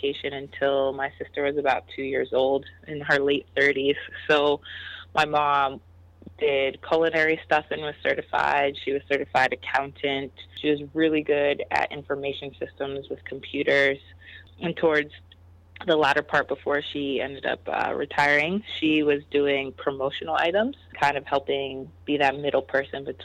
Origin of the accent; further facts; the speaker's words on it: New Jersey, United States; I grew up in North Jersey